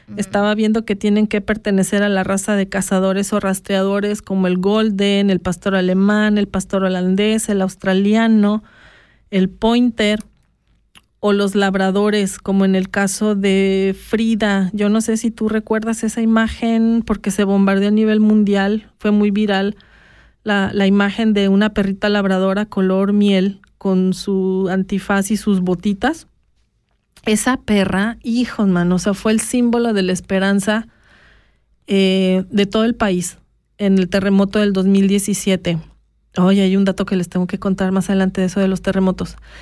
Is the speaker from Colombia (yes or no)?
no; Mexico; now in Switzerland; yo como mexicana